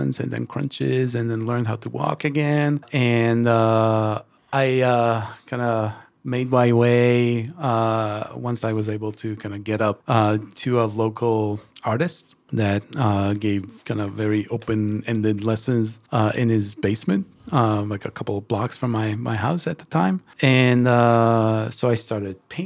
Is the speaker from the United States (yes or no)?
no; Israel; moved away as an adult; I'm originally from Israel, and I relocated almost 12 years ago